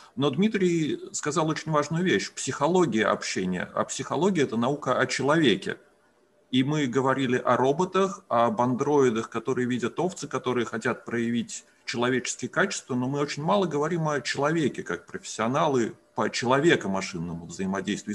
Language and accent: Russian; Russia; first language Russian; Мы родились в России, мы как native Russian speakers